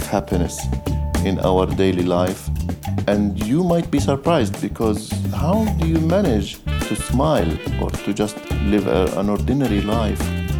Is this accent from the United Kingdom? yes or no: no; Saudi Arabia; Palestinian and Palestinian-Jordanian, Palestinian-Syrian, but also having grown up in Saudi Arabia.